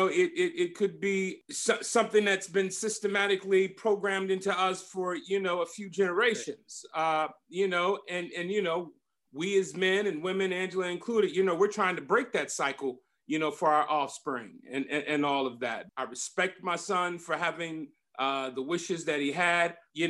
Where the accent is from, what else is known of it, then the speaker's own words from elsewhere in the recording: Compton, California, United States; growing up in Compton with my parents, because we were living paycheck to paycheck.